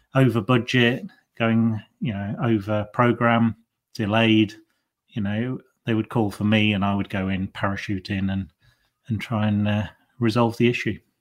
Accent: Lincolnshire, East Midlands, United Kingdom; moved away as an adult; I was born and bred in Lincolnshire

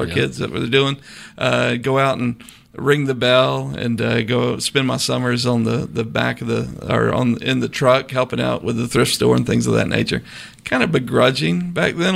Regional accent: Hinesville, Georgia, United States; also born or lived in Beaufort, South Carolina; now in Savannah, United States; I was born in Hinesville. Lived there till I was 10 and then went over to Beaufort

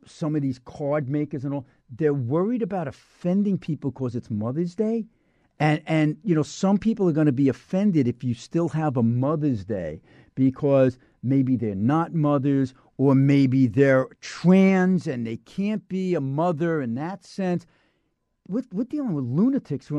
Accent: Holbrook, New York, United States; born or raised there; accent: Brooklyn; also born or lived in Brooklyn, New York / Queens, New York

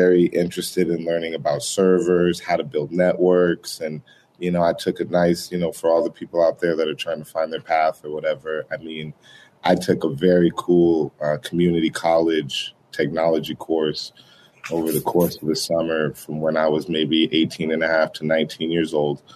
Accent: Boulder, Colorado, United States; moved away as an adult; also born or lived in Denver, Colorado; I'm a Colorado native. So I was born in Denver, Colorado. I grew up in Boulder, Colorado for pretty much all my education, you know, high school, college

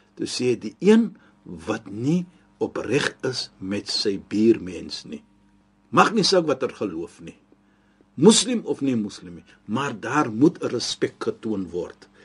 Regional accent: South Africa; ons as Suid-Afrikaners

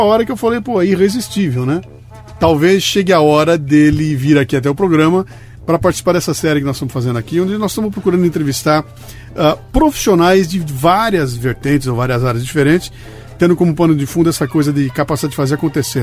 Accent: Bauru, São Paulo, Brazil; accent: bauruense; meu sotaque bauruense

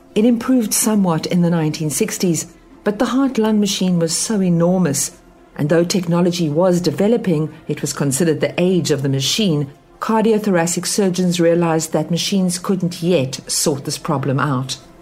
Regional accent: South Africa; Growing up in South Africa

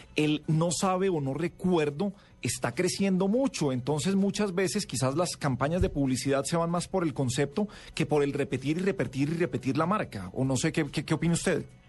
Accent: Medellín, Antioquia, Colombia; yo crecí en Medellín

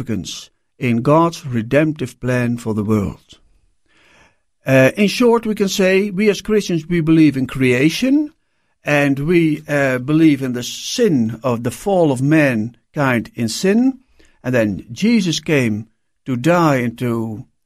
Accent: Netherlands; I'm born and raised in Holland

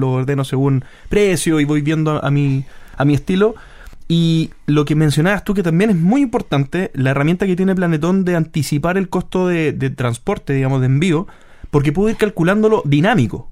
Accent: Chile; Nosotros somos chilenos

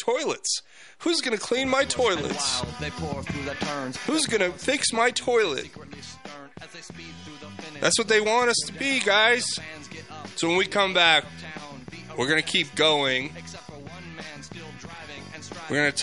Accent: United States; I'm an American

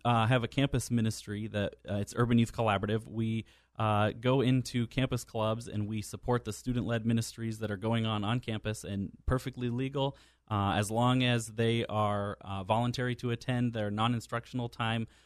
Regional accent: San Diego, California, United States; I'm from San Diego, Yes. born here in San Diego, and uh, was adopted at birth, and went to Patrick Henry High School.

